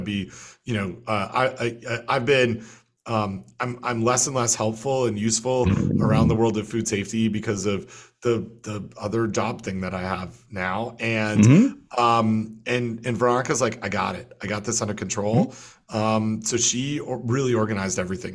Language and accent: English; Canada; as a Canadian